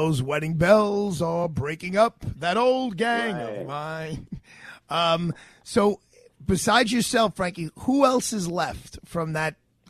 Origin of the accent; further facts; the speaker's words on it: New York City, New York, United States; As a Brooklyn boy here, I still live on the same block I grew up on in Bay Ridge.